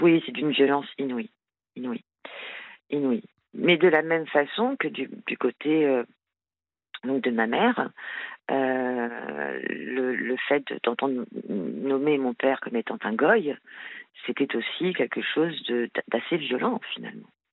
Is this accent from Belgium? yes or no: no; France; je suis française, hein, née, en France, euh, issue d'un parent, euh, d'un père français et d'une mère marocaine